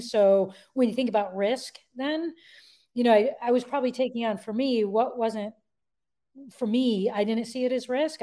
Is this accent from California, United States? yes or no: no; Connecticut, United States; I was born and raised in Connecticut